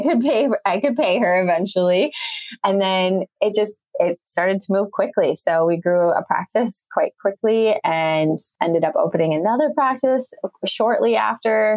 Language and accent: English; Wisconsin, United States; moved away as an adult; the last place I thought I was going to live was my hometown back in Wisconsin